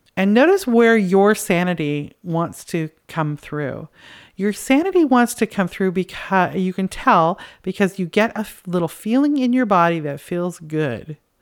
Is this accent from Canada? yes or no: yes; Canada; I'm from Canada